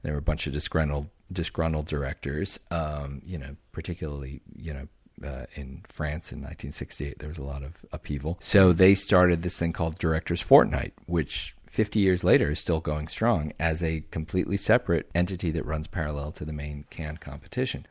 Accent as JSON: {"language": "English", "town": "Omaha", "region": "Nebraska", "country": "United States", "tie": "born or raised there", "said": "I grew up in Omaha"}